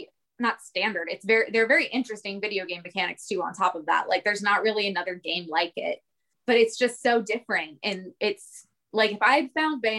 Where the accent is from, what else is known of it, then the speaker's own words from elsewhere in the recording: Pittsburgh, Pennsylvania, United States; now in Orlando, United States; I'm not from here. I'm from Pittsburgh, so I moved here.